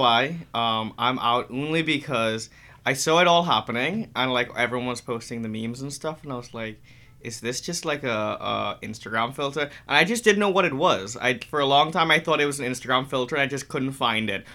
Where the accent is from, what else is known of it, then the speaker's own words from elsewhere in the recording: Trinidad & Tobago; growing up in Trinidad